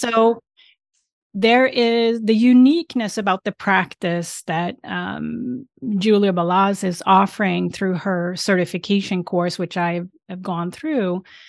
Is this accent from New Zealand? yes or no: no; Sweden; English is a second language; now in United States; And I'm originally from Sweden. And I live now outside Boston on the East Coast in the United States.